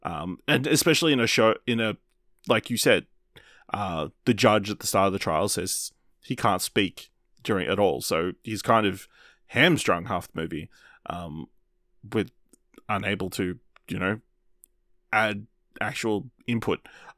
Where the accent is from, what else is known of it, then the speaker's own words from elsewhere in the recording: Australia; We're Australian.